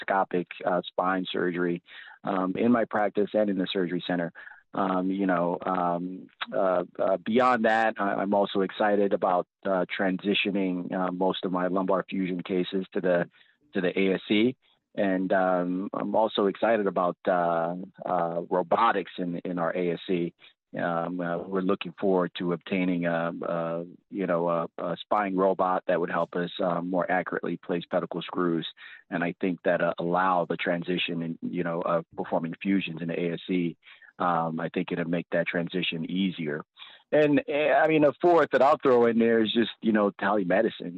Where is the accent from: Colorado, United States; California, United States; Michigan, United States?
California, United States; Compton; born or raised there; also born or lived in Nigeria; now in Washington, United States